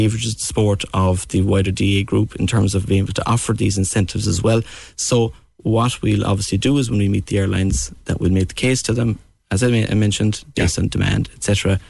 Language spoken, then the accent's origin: English; West Cork, Munster, Ireland; I'm originally from West Cork, living in the city